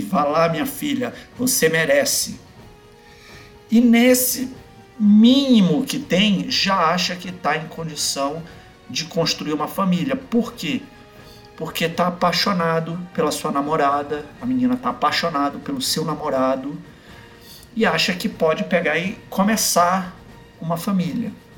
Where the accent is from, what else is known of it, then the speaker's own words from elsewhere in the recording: Belém, Pará, Brazil; moved away as an adult; Quando eu vou em Belém, na minha cidade natal, eu visito eles